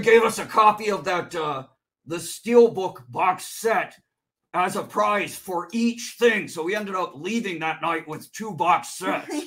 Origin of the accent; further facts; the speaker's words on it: Chicago, Illinois, United States; now in California, United States; I'm originally from Chicagoland